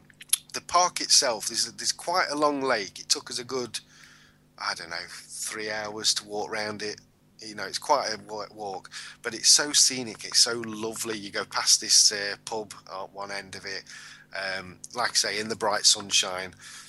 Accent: United Kingdom; Which, as a British national, I thought we part owned that.

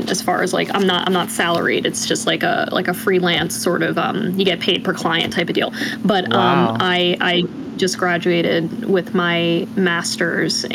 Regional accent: Wildwood Crest, New Jersey, United States; now in near Philadelphia, United States; As far as where I'm from, I was born in Wildwood Crest, New Jersey. So I was a beach baby in a tourist town

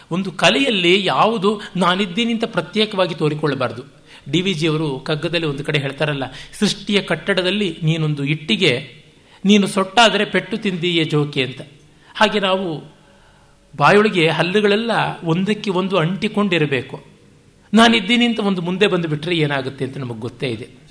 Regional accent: Bengaluru, Karnataka, India; ಬೆಂಗಳೂರಿನ ನನ್ನ ಊರು ಅಂತಲೇ ಭಾವಿಸಿರುವ ನನಗೇ

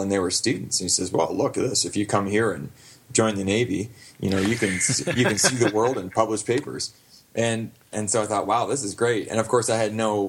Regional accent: Glencoe, Ontario, Canada; my hometown of Glencoe, Ontario

